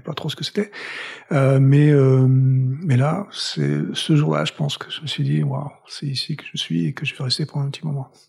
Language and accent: French; Toulouse, Occitania, France; moved away as an adult; also born or lived in Paris / Boston; now in United States; je viens de Toulouse, donc je suis toulousain. J'ai vécu première partie de ma vie là-bas